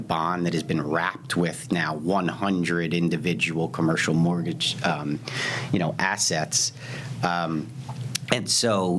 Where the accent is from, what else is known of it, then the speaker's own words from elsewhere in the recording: Lower Merion, Pennsylvania, United States; I grew up in Philadelphia, right outside Philadelphia, in an area called Lower Merion